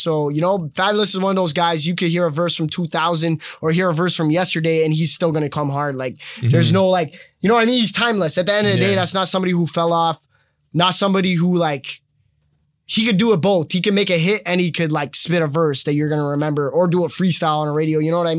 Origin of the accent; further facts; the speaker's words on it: Palestine; now in Canada; Growing up in Palestine and seeing, like, being in that, like, middle of that conflict and all that stuff is a little different, right?